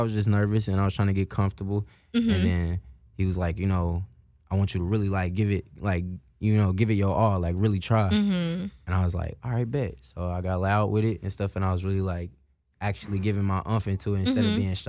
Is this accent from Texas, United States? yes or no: no; Indianapolis, Indiana, United States; now in Seattle, United States; And I was like, nah, I'm from Indianapolis, Indiana.